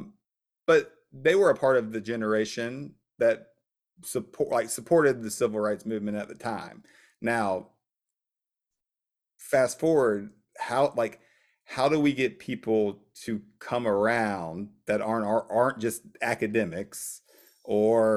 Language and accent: English; Columbia, South Carolina, United States; I'm from South Carolina, Columbia